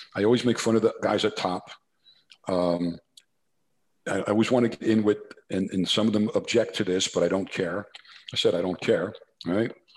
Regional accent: New Jersey, United States; accent: New Jersey; my New Jersey accent

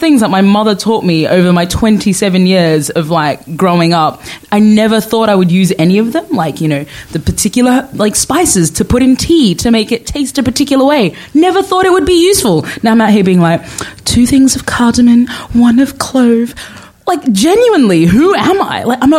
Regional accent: Australia; also born or lived in Sudan; So I was born in Sudan and grew up in Australia, and went back to Sudan after I finished university for a couple of years, for a couple of months to kind of, you know, get back into the culture.

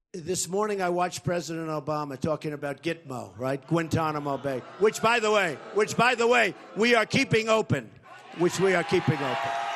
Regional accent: Yemen; moved away; I am from Yemen

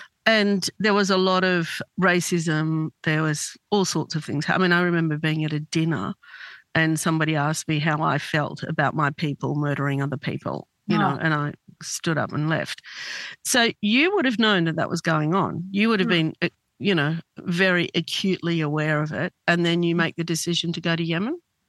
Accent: Australia; I'm Lebanese Australian

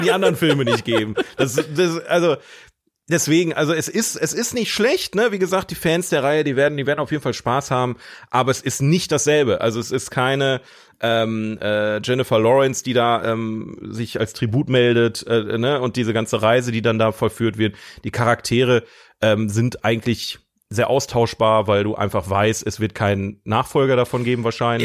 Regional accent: Ruhr area, North Rhine-Westphalia, Germany; bei uns im Ruhrgebiet

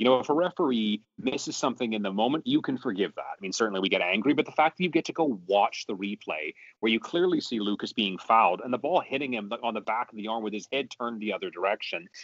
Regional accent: Canada; also born or lived in Vancouver; I am very Canadian, living in, in Vancouver

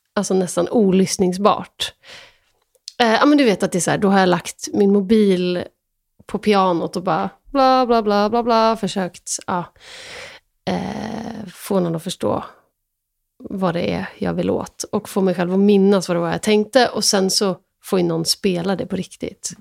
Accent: Sweden; jag är också svensk

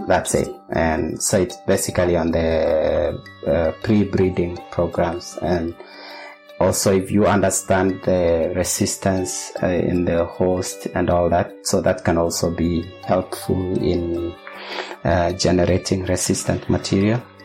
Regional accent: Kenya; moved away as an adult; also born or lived in Netherlands; now in Australia; I'm a Kenyan. I trained in primary secondary school in Kenya and my bachelor's was from Kenyatta University

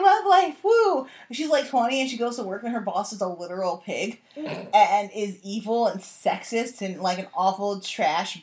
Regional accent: Midwest, United States; I come from the Midwest

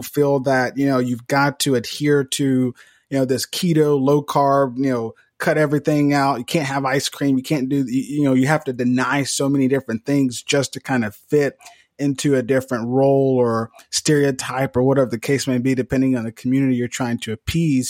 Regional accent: Mississippi, United States; Devin and I, we're both from Mississippi

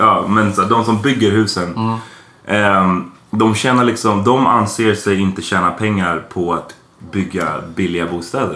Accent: Stockholm, Stockholm County, Sweden; Hökarängen som ligger nära Farsta där vi växte upp

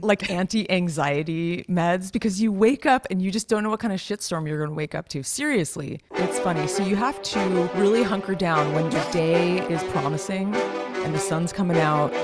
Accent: Los Gatos, California, United States; I grew up in Los Gatos, which is, like, a pretty, like, fancy little town

